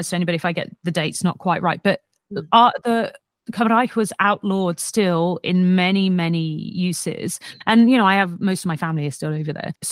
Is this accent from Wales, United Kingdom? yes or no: yes; Wales, United Kingdom; I grew up in um, as I was born and and raised in Cymru, so I mm-hmm. I class myself as Welsh.